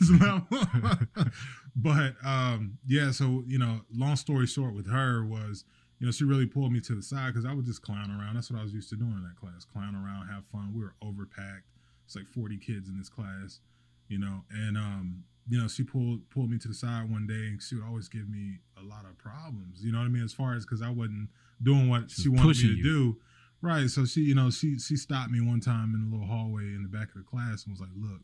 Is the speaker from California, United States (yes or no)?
no; Fayetteville, North Carolina, United States; moved away as an adult; now in Wilmington, United States; I'm originally from Fayetteville, North Carolina